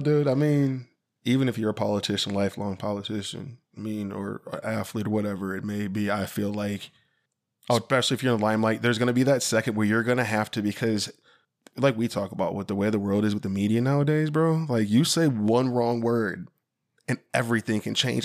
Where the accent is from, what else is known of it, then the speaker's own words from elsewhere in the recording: Sycamore, Illinois, United States; growing up in Sycamore, Illinois